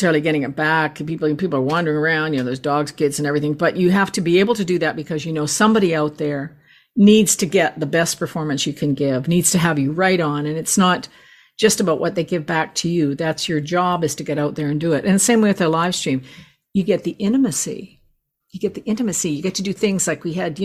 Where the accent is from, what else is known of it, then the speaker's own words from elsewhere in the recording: Canada; as a Canadian